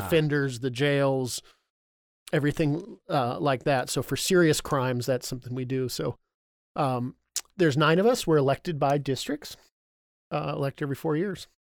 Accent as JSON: {"language": "English", "town": "Burien", "region": "Washington", "country": "United States", "tie": "born or raised there", "said": "I grew up down in Burien"}